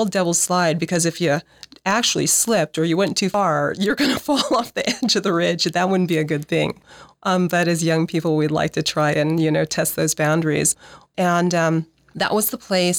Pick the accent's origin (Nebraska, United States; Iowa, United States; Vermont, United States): Nebraska, United States; Omaha; moved away as an adult; also born or lived in Seattle, Washington; I'm from Nebraska. I grew up here in Nebraska